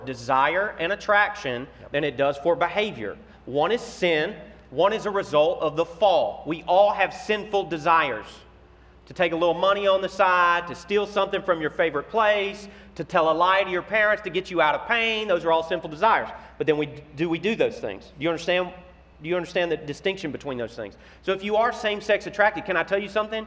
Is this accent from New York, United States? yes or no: no; Memphis, Tennessee, United States; I'm from Memphis, Tennessee